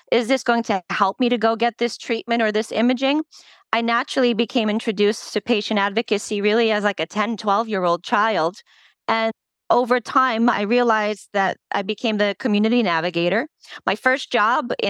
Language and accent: English; United States; first language Polish; English is a second language; my family's from Poland. And while I was born here, I didn't speak English while I started school